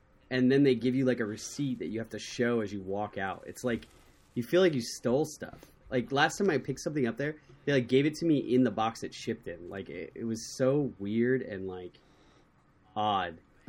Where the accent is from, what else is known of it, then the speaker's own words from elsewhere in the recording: Ohio, United States; my hometown in Ohio